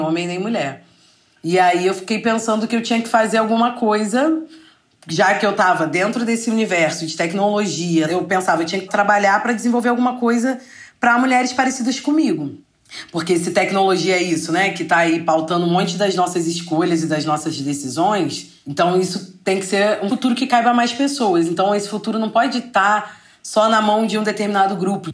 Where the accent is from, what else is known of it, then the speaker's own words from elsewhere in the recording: Rio de Janeiro, Brazil; eu sou carioca